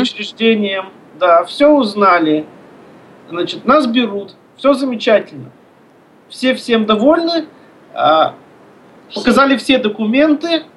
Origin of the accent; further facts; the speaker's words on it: Izhevsk, Udmurt Republic, Russia; moved away as an adult; also born or lived in Moscow; now in Syktyvkar, Russia; Я родился в Ижевске, там же учился, там же закончил музыкальное училище